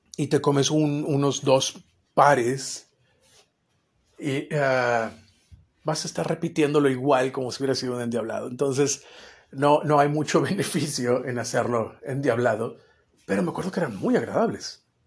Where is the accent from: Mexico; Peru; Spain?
Mexico; como mexicano